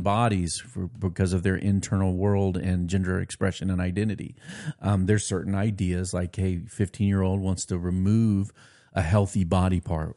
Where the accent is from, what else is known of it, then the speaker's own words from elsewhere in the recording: United States; also born or lived in Nashville, Tennessee / New Jersey; growing up in America